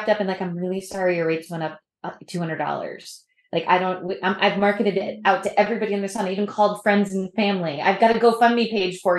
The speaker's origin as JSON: {"language": "English", "region": "New England", "country": "United States", "said": "So I'm from New England"}